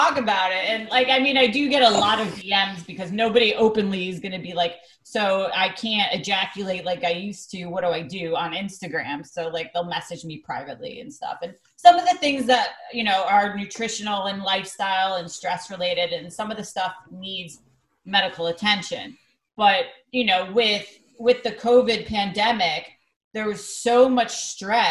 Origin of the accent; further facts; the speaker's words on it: Greenwich, Connecticut, United States; my hometown of Greenwich, Connecticut